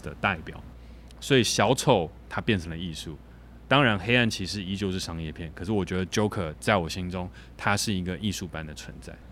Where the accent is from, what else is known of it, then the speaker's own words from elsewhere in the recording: Taiwan; 我们台湾人